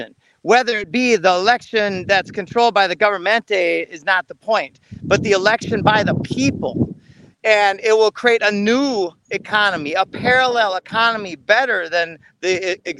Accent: Minnesota, United States; I grew up in Minnesota

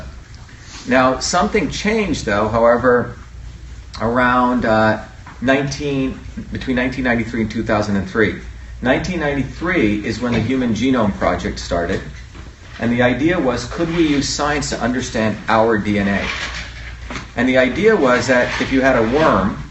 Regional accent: Mumbai, Maharashtra, India; moved away; I grew up in India originally, in it's the city of Bombay, which is basically New York on steroids.

